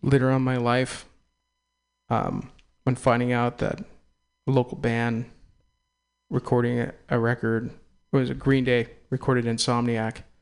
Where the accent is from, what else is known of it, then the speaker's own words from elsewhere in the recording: Castro Valley, California, United States; also born or lived in Walnut Creek, California / Oakland, California / San Francisco, California; I'm an East Bay kid. I was born in Walnut Creek, raised in Castro Valley